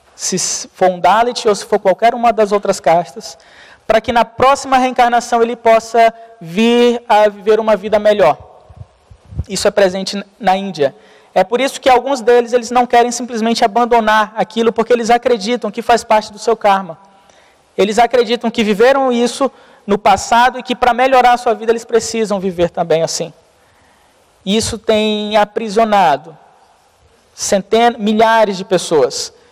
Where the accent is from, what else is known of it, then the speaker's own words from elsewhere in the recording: Brazil; nós, como brasileiro